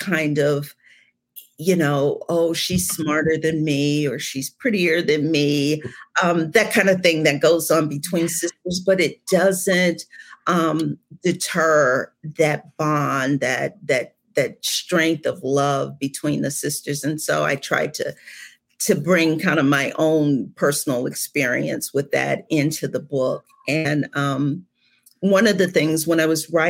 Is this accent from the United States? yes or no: yes; Cleveland, Ohio, United States; now in Georgia, United States; I'm originally from Cleveland